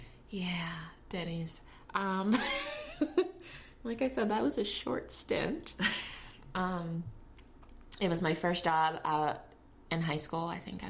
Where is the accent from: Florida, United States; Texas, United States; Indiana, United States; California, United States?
Florida, United States; Fort Lauderdale; also born or lived in Jamaica; My nationality is Jamaican. I was born in Jamaica. But I've been in the States since I was 3 years old. But I used to go back every summer to visit my father. And then I grew up in Fort Lauderdale, in between Fort Lauderdale and Miami area.